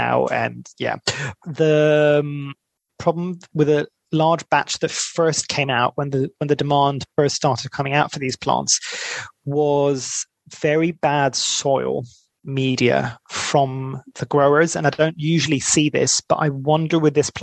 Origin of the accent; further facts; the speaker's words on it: Greece; moved away; I'm originally from Greece